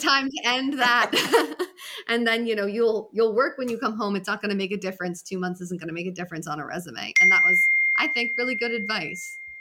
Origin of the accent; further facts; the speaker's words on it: Massachusetts, United States; moved away as an adult; also born or lived in Hawaii; I grew up in Massachusetts.